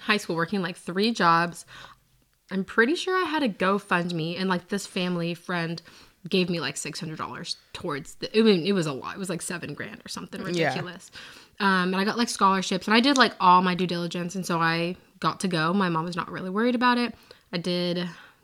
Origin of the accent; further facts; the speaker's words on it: a suburb outside of Seattle, Washington, United States; moved away as an adult; now in Nashville, United States; I'm from a suburb outside of Seattle. Born and raised there